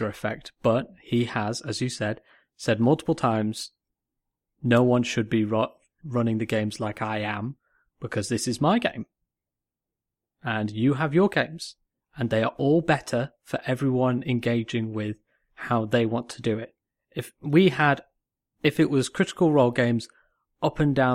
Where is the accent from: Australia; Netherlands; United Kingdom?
United Kingdom; Manchester, North West England; accent: Northern; also born or lived in Cheshire; I'm from Manchester, you know, we're from Cheshire. We know Northern accents